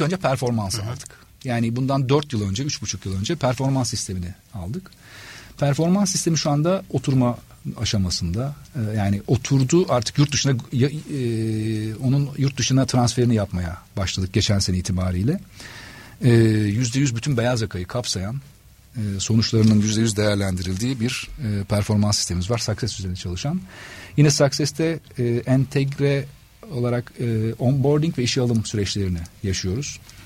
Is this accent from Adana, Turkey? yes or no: yes; Adana, Turkey; moved away as an adult; also born or lived in Istanbul; Adanalıyım aslen ve Adana'da e, çalışmaya başladım.